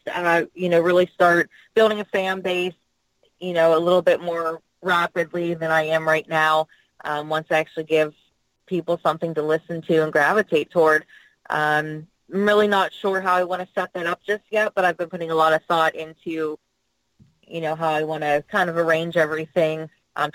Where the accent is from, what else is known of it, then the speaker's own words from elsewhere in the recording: North Huntington, Pennsylvania, United States; my hometown in North Huntington